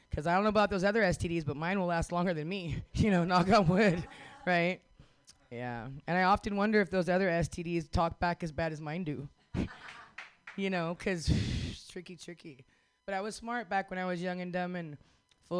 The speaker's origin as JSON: {"language": "English", "region": "Northern California", "country": "United States", "said": "I'm Hoopaw Native from Northern California."}